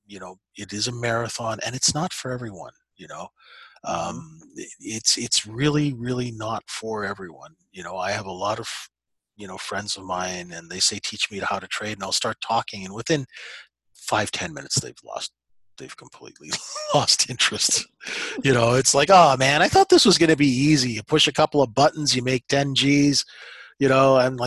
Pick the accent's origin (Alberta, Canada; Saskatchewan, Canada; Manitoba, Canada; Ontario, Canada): Saskatchewan, Canada; I was raised in Saskatchewan